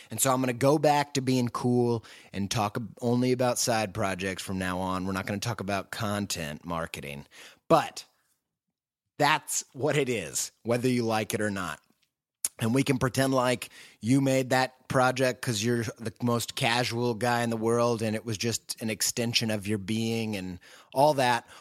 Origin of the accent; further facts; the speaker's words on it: Indiana, United States; also born or lived in England; now in Columbus, United States; I'm from the great state of Indiana. I'm a Midwesterner